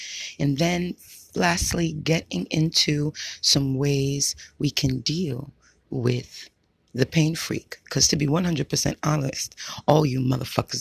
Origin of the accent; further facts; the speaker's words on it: United States; now in Hawaii, United States; I'm only American. I lived and breathed out here, so I wasn't born and raised in Haiti